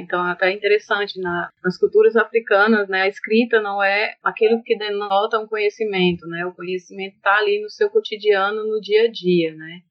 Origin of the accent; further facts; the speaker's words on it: Ceará, Brazil; also born or lived in Bahia; voltei, né, para minha terra de fato